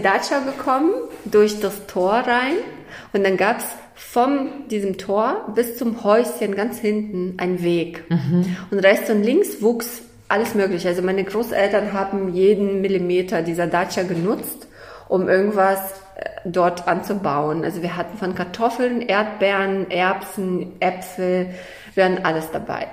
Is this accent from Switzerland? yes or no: no; Kazakhstan; moved away; Also ich komme ja aus Kasachstan. Ich bin in Kasachstan geboren.